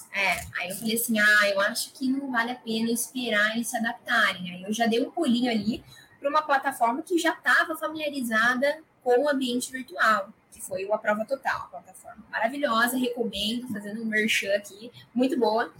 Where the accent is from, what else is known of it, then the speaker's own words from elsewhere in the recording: Araras, São Paulo, Brazil; eu sou de Araras, interior de São Paulo sempre estudei em escolas privadas